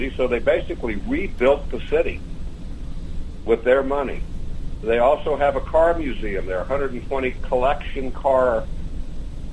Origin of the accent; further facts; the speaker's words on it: Dallas, Texas, United States; moved away; I was born in Dallas